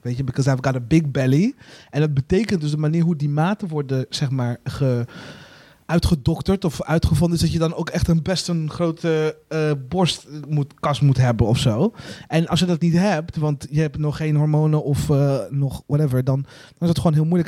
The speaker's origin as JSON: {"language": "Dutch", "country": "Burundi", "tie": "born or raised there", "moved": "yes", "lives_now": "Netherlands", "said": "waar ik vandaan kom in Burundi."}